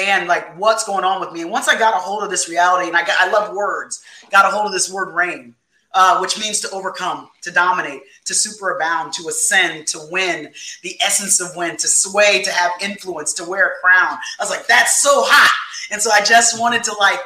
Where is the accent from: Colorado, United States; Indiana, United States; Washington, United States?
Indiana, United States; Fort Wayne; in my hometown, Fort Wayne, Indiana